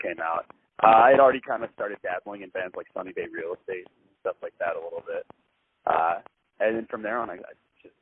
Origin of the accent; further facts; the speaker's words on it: Nashville, Tennessee, United States; Me and our bass player, we're brothers. We were born and raised in Nashville